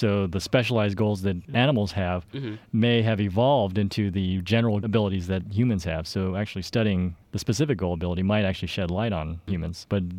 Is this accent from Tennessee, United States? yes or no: no; Arizona, United States; moved away; Arizona, my home state.